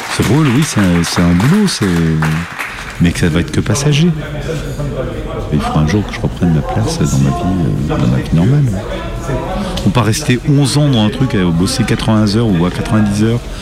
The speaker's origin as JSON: {"language": "French", "town": "Saint-Étienne", "region": "Auvergne-Rhône-Alpes", "country": "France", "tie": "born or raised there", "also_born_or_lived": "Saint-Cyr-au-Mont-d'Or", "moved": "yes", "lives_now": "Lyon, France", "said": "je suis patron d'un bouchon euh, à Lyon je suis né à Saint-Étienne"}